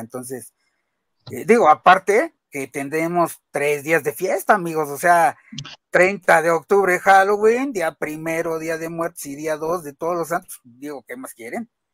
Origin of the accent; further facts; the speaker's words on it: Mexico; todos nosotros que somos mexicanos